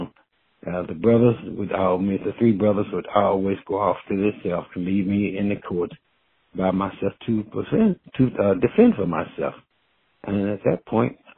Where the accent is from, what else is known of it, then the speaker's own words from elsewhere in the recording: Cincinnati, Ohio, United States; I was born in West End